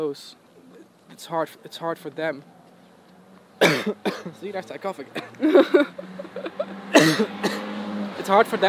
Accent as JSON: {"language": "English", "country": "Netherlands", "second_language": "English", "said": "I'm from Holland"}